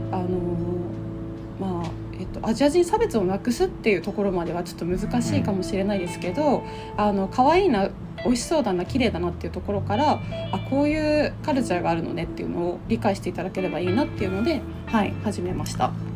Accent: Aomori, Japan; moved away as an adult; also born or lived in Tokyo, Japan; now in Singapore; 私は青森県生まれででその後、えっと最初に勤めた先が歯

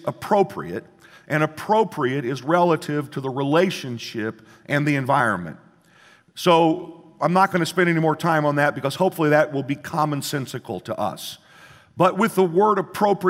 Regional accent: Midwest, United States; where I grew up in the Midwest

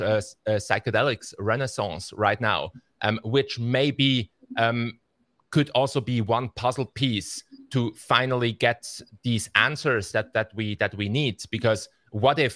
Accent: Basel, Basel-Stadt, Switzerland; in Basel, I grew up here in Basel. I've been here my whole life in Switzerland

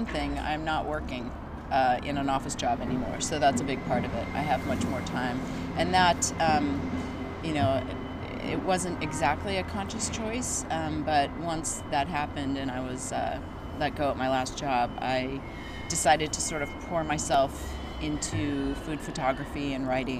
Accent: Santa Monica, California, United States; moved away; Born and raised in Santa Monica, which is in Los Angeles.

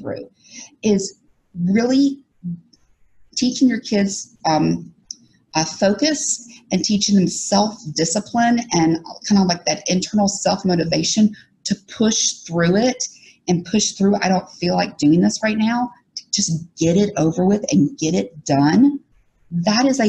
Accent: Alabama, United States; that's what I was raised under in Alabama

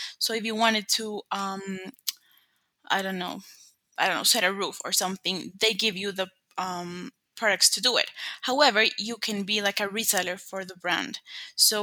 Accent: Colombia; I'm from Colombia

